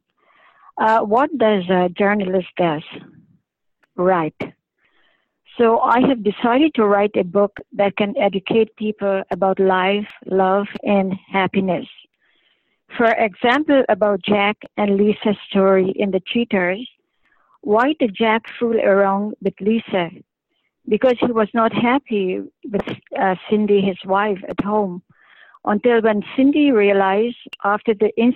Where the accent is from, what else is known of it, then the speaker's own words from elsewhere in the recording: Canada; I'm a Canadian